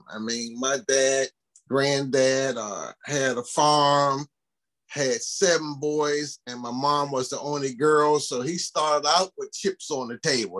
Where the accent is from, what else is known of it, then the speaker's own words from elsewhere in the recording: Baltimore, Maryland, United States; a kid growing up in East Baltimore, uh, near John Hopkins Hospital